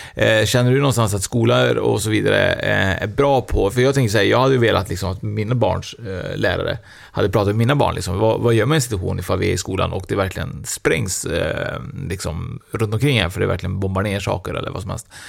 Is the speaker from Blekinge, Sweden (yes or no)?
no; Trollhättan, Västra Götaland, Sweden; jag är ju från Trollhättan nu